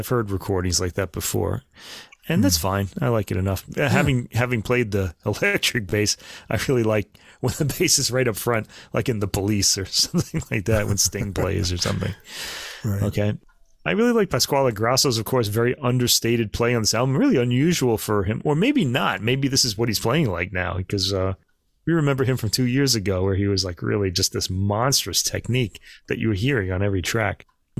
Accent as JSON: {"language": "English", "town": "New York City", "region": "New York", "country": "United States", "tie": "born or raised there", "said": "I was born in Brooklyn"}